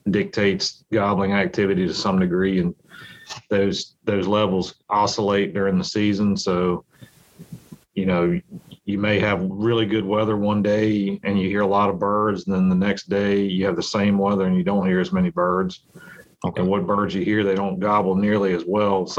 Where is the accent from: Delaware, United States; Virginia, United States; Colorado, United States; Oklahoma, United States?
Virginia, United States; I grew up in Virginia